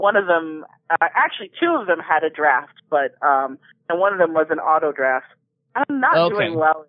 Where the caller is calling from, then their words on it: Silver Spring, Maryland, United States; I am calling from Silver Spring, Maryland.